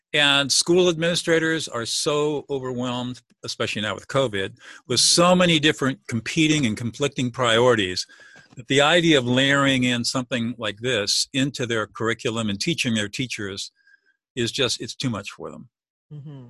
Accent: Southern California, United States; I grew up in Southern California

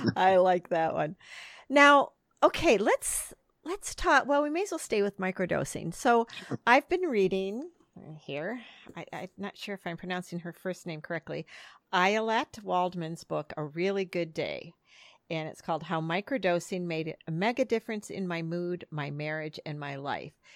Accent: Midwest, United States; I grew up in the Midwest

